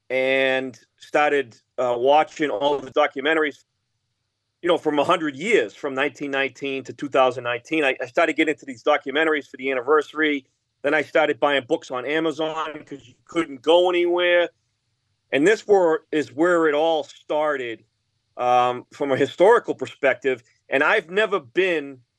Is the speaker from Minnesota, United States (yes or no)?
no; Auburn, Massachusetts, United States; my hometown in Auburn, Mass